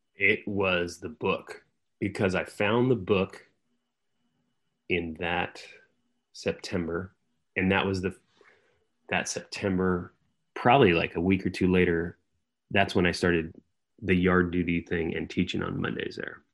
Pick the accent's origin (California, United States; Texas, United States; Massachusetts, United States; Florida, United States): California, United States; San Jose; moved away as an adult; I was from San Jose